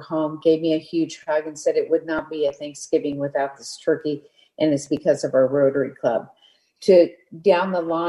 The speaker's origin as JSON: {"language": "English", "town": "Parkville", "region": "Missouri", "country": "United States", "tie": "born or raised there", "moved": "yes", "lives_now": "California, United States", "said": "I grew up 11 miles outside of Kansas City, which is a little town called Parkville."}